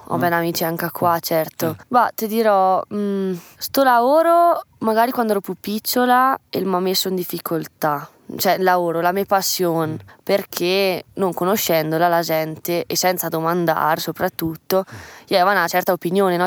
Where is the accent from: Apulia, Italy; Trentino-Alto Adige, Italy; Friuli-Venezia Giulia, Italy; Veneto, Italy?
Trentino-Alto Adige, Italy; Tesero; 19 anni, e sono De Tesera